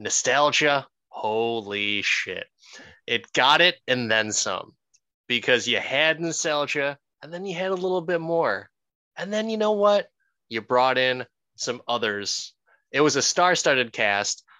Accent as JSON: {"language": "English", "country": "Philippines", "said": "I am Filipino"}